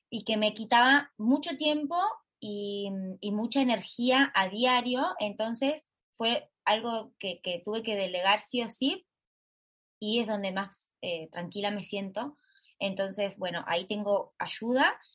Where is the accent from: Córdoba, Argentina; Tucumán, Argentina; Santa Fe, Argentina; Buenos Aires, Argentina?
Santa Fe, Argentina; Totoras; Y soy de Argentina, vivo en un pueblo, un pueblito de Argentina que lo llamamos graciosamente en redes sociales Totolandia, pero en realidad se llama Totoras